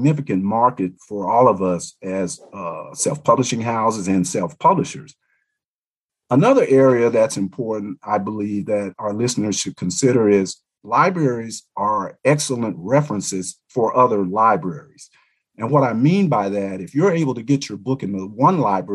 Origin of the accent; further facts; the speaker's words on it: Little Rock, Arkansas, United States; also born or lived in Montgomery, Alabama; I grew up in Little Rock, Arkansas, and Montgomery, Alabama, which I view as two of the leading civil rights hotbeds here in America.